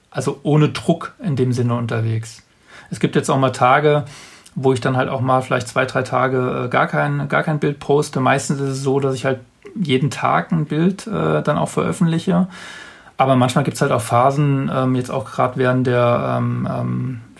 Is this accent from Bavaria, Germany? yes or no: yes; Bavaria, Germany; das sind mehr Menschen als jetzt in meiner äh, in meiner Heimatstadt jetzt hier im, im Allgäu.